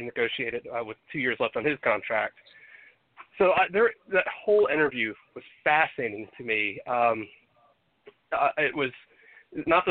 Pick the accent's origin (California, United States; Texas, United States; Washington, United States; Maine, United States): Texas, United States; growing up in Texas, I've seen plenty of that kind of crap in my life